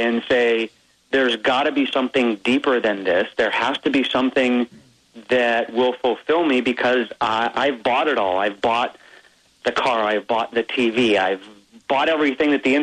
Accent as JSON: {"language": "English", "region": "Hawaii", "country": "United States", "tie": "born or raised there", "said": "I grew up in Hawaii, so we had Magnum PI, Hawaii 5-0."}